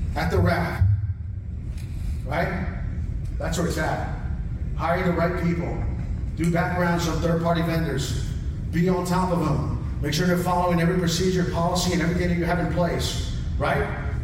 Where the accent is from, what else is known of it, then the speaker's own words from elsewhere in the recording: Florida, United States; moved away; also born or lived in California; I am from Florida.